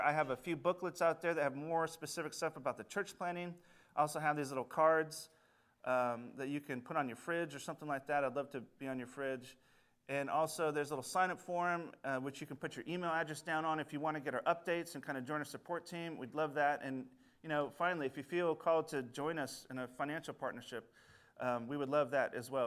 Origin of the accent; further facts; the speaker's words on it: Sunnyside, Washington, United States; also born or lived in Saint Louis; now in Yakima, United States; I'm from the Yakima Valley, a little town that's actually connected to, to Linden a little bit with its Dutch, uh, heritage, it's Sunnyside